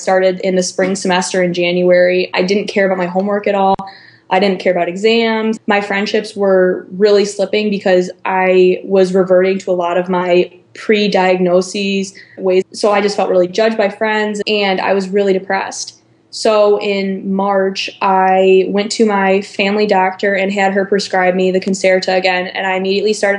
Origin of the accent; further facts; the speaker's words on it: Chicago suburbs, Illinois, United States; moved away as an adult; now in Iowa City, United States; I'm from the Chicago suburbs, but I go to school in Iowa City, Iowa at the University of Iowa